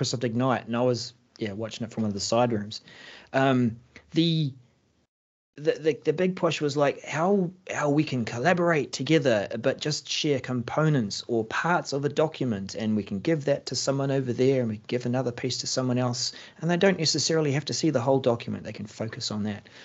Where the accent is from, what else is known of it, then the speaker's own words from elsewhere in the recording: New Zealand; I'm a Kiwi